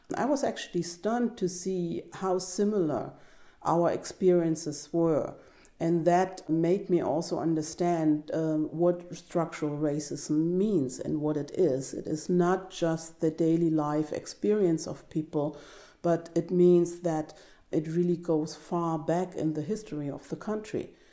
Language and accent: English; East Germany, Germany; Growing up in East Germany